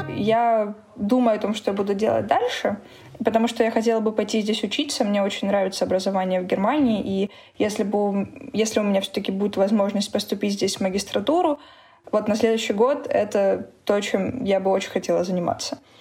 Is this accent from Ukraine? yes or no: yes; Donetsk, Donetsk Oblast, Ukraine; moved away as an adult; also born or lived in Moscow; now in Berlin, Germany; Я из Донецка